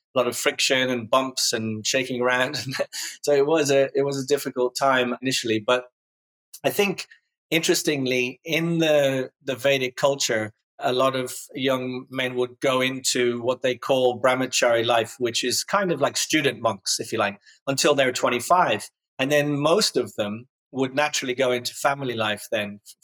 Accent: Dublin, Leinster, Ireland; I grew up in Ireland, in Dublin.

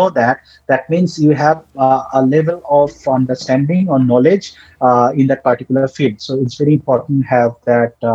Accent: Bangladesh; first language Bengali; English is a second language; most of us Bangladeshis, we like used to talk in Bengali. English is our second language

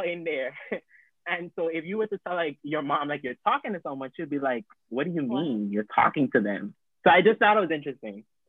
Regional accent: U.S. Virgin Islands; moved away; I'm originally from St. Thomas

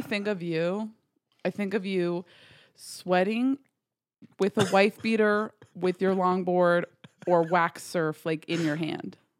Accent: Garrison, New York, United States; I am from, smallest little town called Garrison, New York

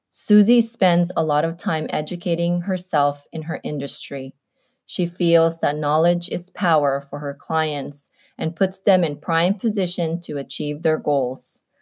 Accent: Compton, California, United States; Well, I am straight out of Compton.

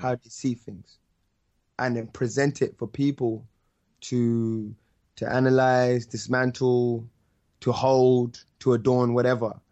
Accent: London, United Kingdom; I'm from North.

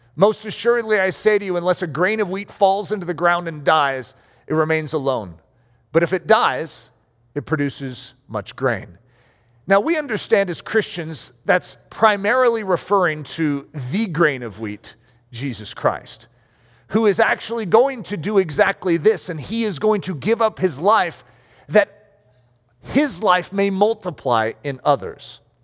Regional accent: United States; I'm an American

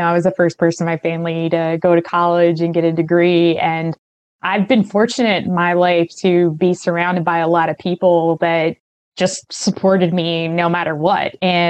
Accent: Arkansas, United States; Yeah, so I grew up in Arkansas, Southern Arkansas. My parents were super young when I came along.

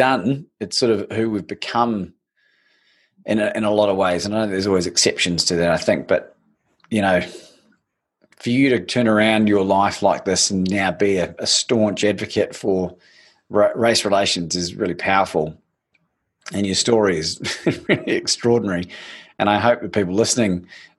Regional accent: New Zealand; growing up in New Zealand

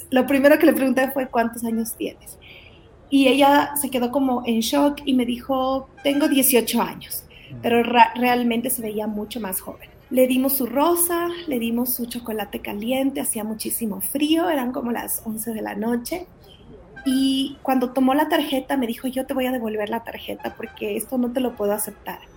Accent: Ecuador; also born or lived in Guatemala; Em, yo soy de Guatemala, mi familia vino a Ecuador cuando yo tenía seis años, venimos como misioneros al Ecuador y la verdad es que crecimos sirviendo

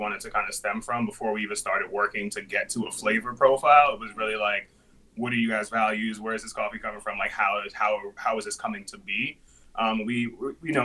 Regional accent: New York City, New York, United States; both of us born and raised in the Bronx

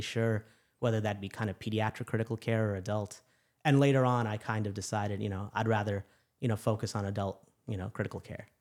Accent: Chicago, Illinois, United States; moved away as an adult; also born or lived in New York City / Louisiana; I'm originally from Chicago

